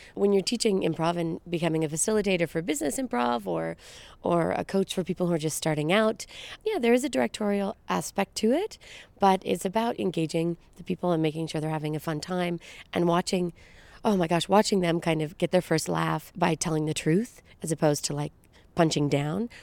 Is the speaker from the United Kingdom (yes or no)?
no; Brampton, Ontario, Canada; now in Toronto, Canada; I'm an actress and writer and producer, hailing from Brampton, Ontario, just outside of Toronto